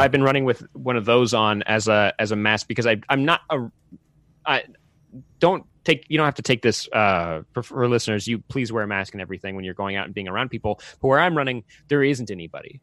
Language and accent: English; Santa Clarita, California, United States; I grew up in Santa Clarita, which is where, uh, Magic Mountain, uh, the Six Flags Magic Mountain is